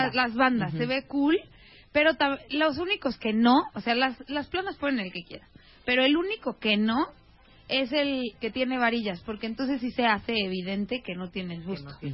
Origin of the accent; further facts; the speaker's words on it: Mexico; somos mexicanas